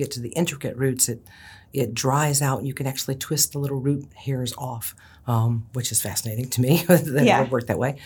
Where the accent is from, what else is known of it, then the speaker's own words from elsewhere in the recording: Ohio, United States; I was raised in Ohio